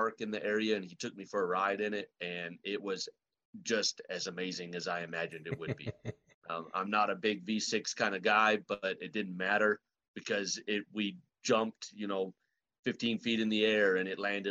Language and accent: English; Los Fresnos, Texas, United States; also born or lived in Brownsville, Texas; I grew up in deep South Texas, down by South Padre Island. I was born in Brownsville, and I was raised in a small town called Los Fresnos.